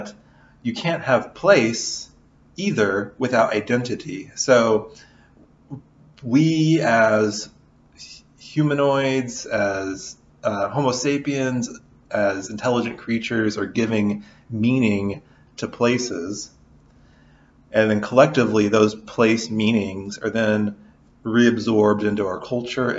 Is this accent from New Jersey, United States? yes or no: no; Southern Illinois, United States; also born or lived in Kentucky; now in Lawrence, United States; I'm from Southern Illinois originally